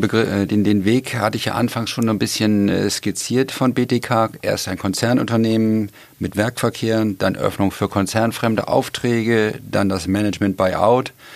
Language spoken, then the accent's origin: German; Hamburg, Germany; als Hamburger